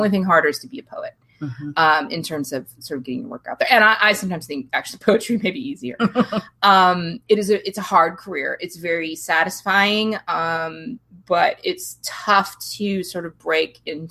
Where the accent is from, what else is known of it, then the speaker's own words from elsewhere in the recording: San Diego, California, United States; also born or lived in Bogota, Colombia / Washington State; I grew up in San Diego